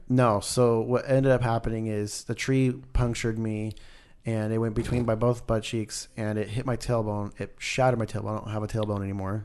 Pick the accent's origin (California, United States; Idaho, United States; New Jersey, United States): Idaho, United States; moved away; I grew up in Idaho